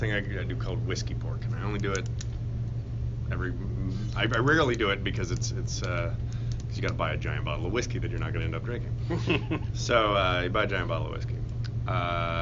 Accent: Texas, United States; I'm Texan

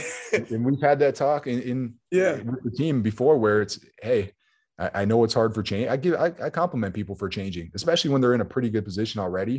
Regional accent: Buffalo, New York, United States; So I think you got to put it in Buffalo.

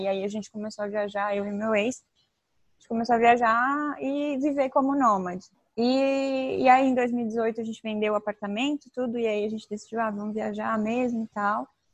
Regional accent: Tubarão, Santa Catarina, Brazil; moved away; eu tenho 29 anos e eu sou de Tubarão, Santa Catarina.

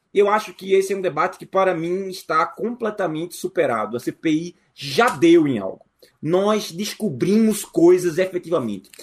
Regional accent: Brazil; nós, como brasileiros

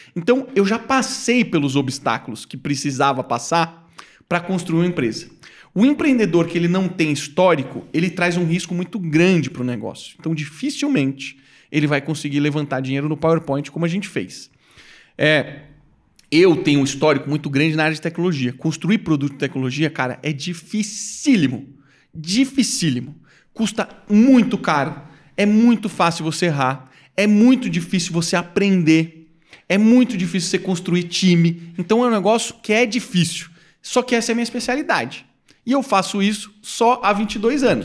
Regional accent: Brazil; sou do Brasil

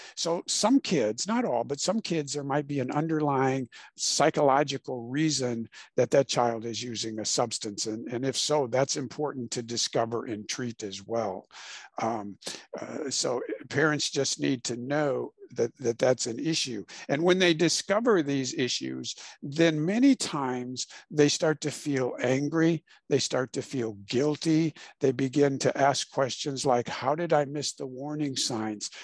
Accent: Illinois, United States; moved away as an adult; also born or lived in Houston, Texas; I was born and raised in Illinois

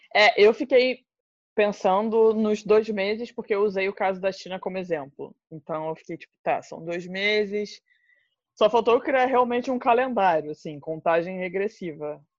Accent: Brazil; now in Portugal; a minha posição como brasileira

